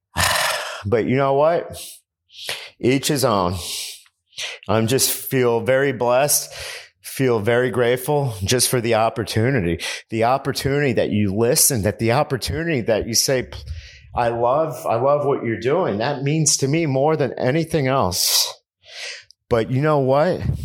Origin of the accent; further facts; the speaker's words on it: Miami, Florida, United States; I live in South Florida. I'm from Miami